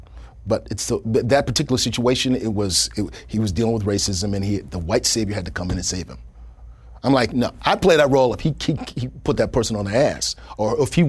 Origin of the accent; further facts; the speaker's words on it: Kenya; I'm Kenyan, so I know how dangerous elephants are.